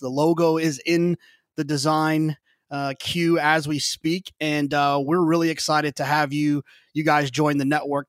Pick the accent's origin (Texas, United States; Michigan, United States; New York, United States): Texas, United States; Dallas-Fort Worth area; I grew up in the Dallas-Fort Worth area